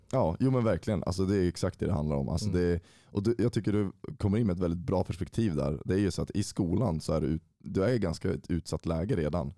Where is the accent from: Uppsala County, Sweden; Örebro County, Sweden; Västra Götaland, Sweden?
Uppsala County, Sweden; Uppsala; jag är född och uppvuxen i Uppsala, 25 år gammal och har bott i stan hela mitt liv.